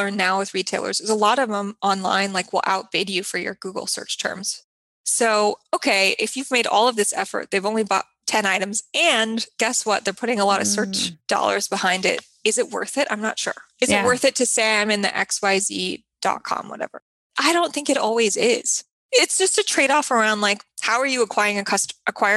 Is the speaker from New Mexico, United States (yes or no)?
yes; New Mexico, United States; which is my home state